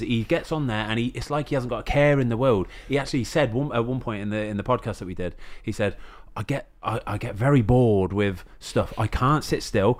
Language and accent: English; England, United Kingdom; as an Englishman